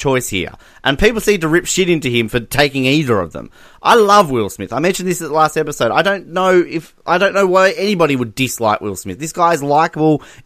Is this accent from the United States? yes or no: no; Australia; as an Australian